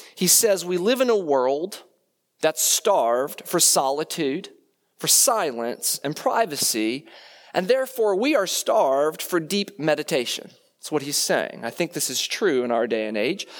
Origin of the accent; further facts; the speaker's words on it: Leesburg, Virginia, United States; moved away; I grew up in Leesburg, Virginia, and I did go to Stonebridge